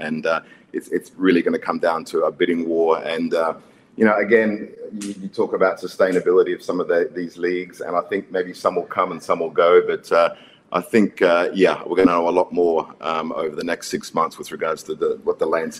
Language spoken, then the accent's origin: English; Queensland, Australia; But yeah, as an Australian, as a Queensland boy